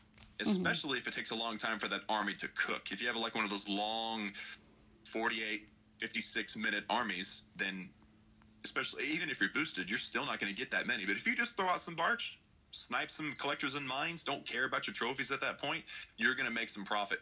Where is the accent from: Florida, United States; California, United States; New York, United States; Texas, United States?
Texas, United States; I'm from Texas.